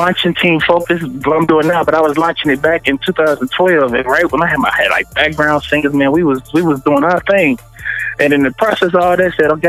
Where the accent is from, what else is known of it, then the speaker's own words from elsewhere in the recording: St. Louis, Missouri, United States; I'm born and raised in St. Louis.